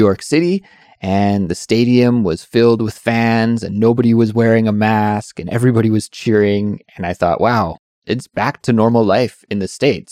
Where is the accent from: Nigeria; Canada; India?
Canada; moved away; I'm from Canada